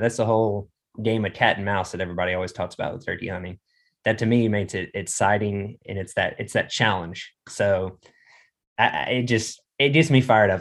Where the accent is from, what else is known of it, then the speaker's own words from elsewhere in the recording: Arkansas, United States; also born or lived in Colorado; grew up in Arkansas, I've been here my whole life